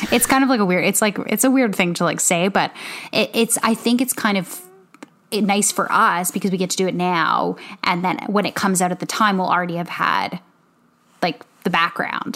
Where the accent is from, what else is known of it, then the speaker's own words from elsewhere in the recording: Canada; moved away; we're Canadian. We, you know, we're living, we were living, I mean, I was living in Canada the majority of the time